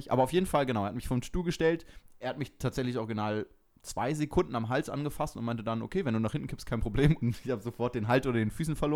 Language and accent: German; Switzerland; Hallo, ich bin aus der Schweiz.